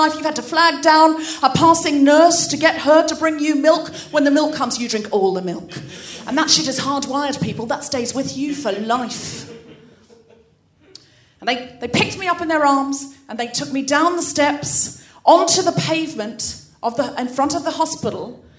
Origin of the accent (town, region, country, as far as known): Australia; born or raised there